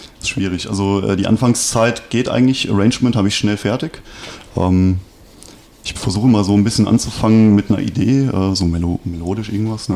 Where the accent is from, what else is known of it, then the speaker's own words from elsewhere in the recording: Westerwald, Rhineland-Palatinate, Germany; bei uns im Westerwald